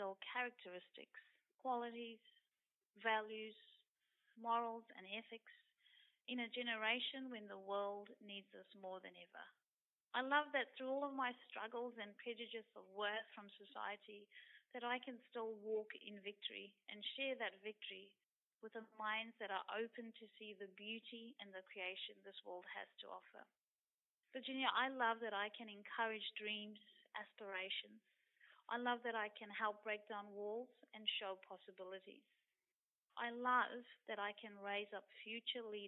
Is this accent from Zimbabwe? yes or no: yes; Zimbabwe; now in Queensland, Australia; I've grown up in Zimbabwe, and I remember being in primary school